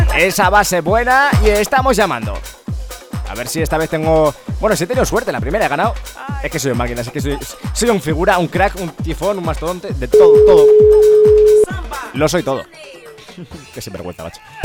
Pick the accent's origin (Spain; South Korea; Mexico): Spain; Ávila, Castile and León; now in Madrid, Spain; soy, soy de Ávila, pero vivo aquí en Madrid